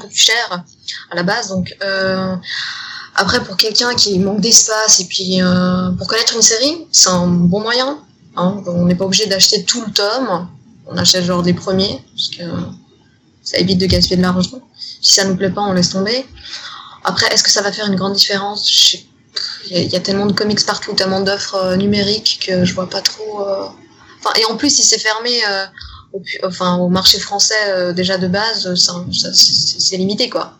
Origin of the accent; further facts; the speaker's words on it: Switzerland; je viens de Suisse